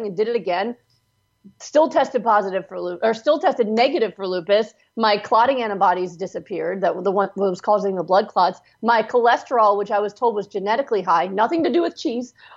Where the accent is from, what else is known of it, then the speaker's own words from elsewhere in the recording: Pennsylvania, United States; moved away as an adult; also born or lived in California; my doctors I grew up with were in Pennsylvania, and I moved to California to do my residency at UCLA Harbor